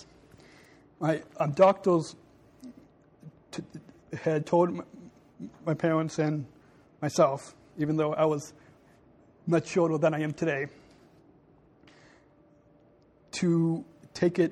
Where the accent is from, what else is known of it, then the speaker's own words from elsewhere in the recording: Long Beach, California, United States; I was born in Long Beach, California